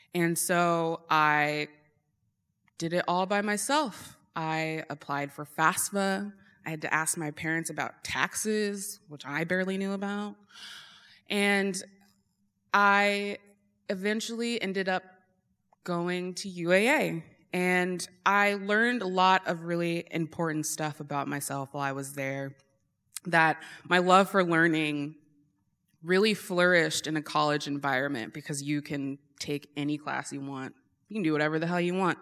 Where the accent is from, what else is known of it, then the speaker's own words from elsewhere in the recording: Eagle River, United States; I grew up in Eagle River